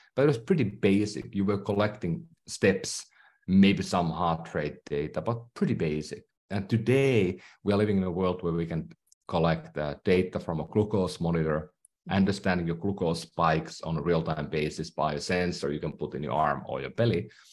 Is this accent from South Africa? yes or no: no; Finland; English is a second language; moved away; I'm from Finland, so that's why I speak maybe funny at times. I still have a accent.